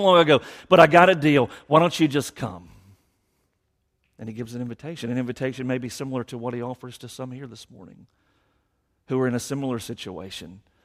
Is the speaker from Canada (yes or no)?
no; Savannah, Georgia, United States; born and raised in Savannah, only lived away for certain segments of our lives